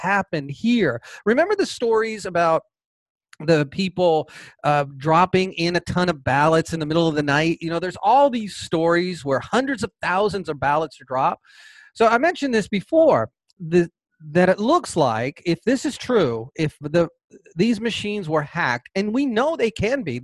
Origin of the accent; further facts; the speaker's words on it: Georgia, United States; my home state of Georgia